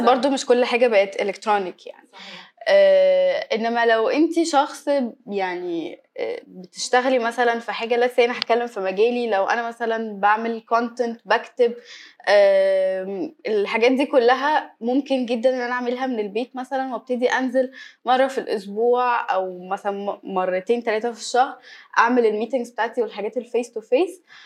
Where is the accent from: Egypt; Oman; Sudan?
Egypt; إحنا كمصريين